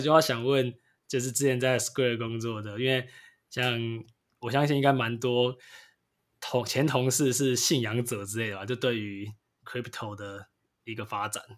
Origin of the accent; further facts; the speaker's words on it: Taiwan; 最近我们台湾的疫情虽然最近有稍微缓和一点，不过就是还在还在一个封城状态啊